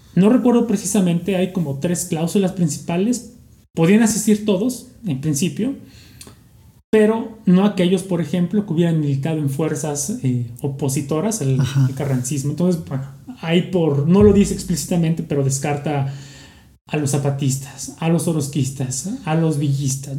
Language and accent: Spanish; Mexico; como mexicanos